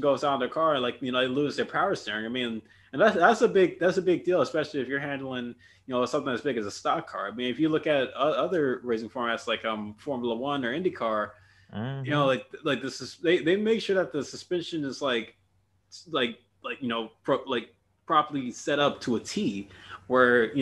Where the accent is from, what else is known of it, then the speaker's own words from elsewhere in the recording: California, United States; my home state of California